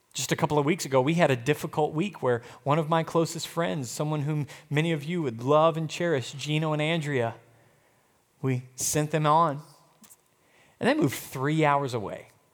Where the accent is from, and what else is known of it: United States